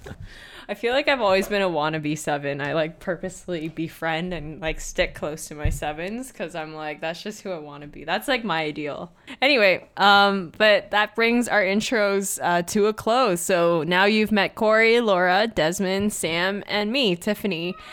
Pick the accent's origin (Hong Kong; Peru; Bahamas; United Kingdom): Hong Kong; moved away as an adult; also born or lived in Kingston, Ontario / Guelph, Ontario; I was born and raised in Hong Kong. I grew up here, and then I moved to Canada at 18 years old